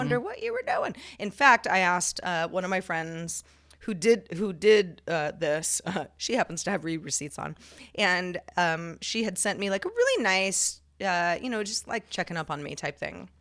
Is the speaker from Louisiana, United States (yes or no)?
no; California, United States; growing up in California, where Spanish is, is very prevalent